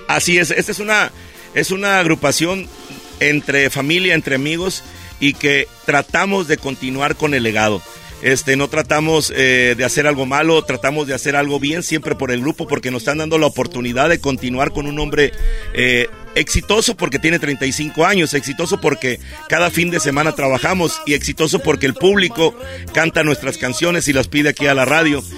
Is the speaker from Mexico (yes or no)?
yes; Ciudad Obregón, Sonora, Mexico; Todos somos de Obregón, Sonora, de la mera tierra yaqui. Somos de esa área en Ciudad Obregón, Sonora, el sur del estado. Ahí nacimos, ahí crecimos y parece que ahí seguimos viviendo